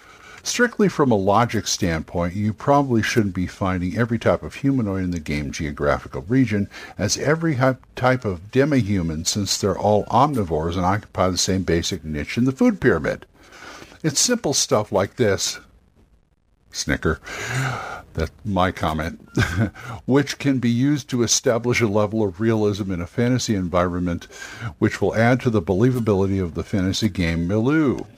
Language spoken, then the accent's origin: English; Los Angeles, California, United States; moved away; I'm a Californian boy myself. I'm from L.A., and I get real homesick